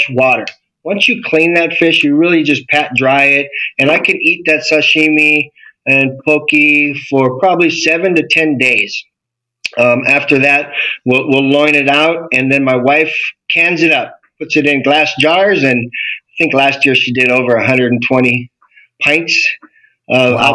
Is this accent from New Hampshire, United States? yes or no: no; Maui, Hawaii, United States; born and raised in Hawaii. I grew up in Maui